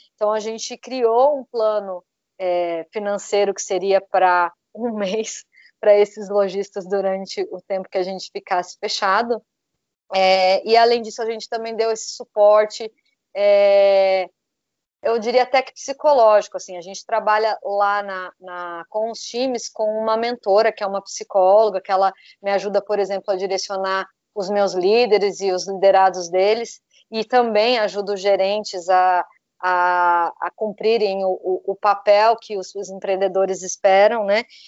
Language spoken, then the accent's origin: Portuguese; Brazil; also born or lived in São José dos Campos, Brazil; nós que somos brasileiros